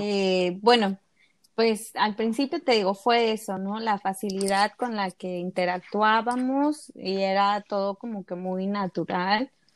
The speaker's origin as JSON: {"language": "Spanish", "region": "Veracruz", "country": "Mexico", "said": "yo soy de Veracruz"}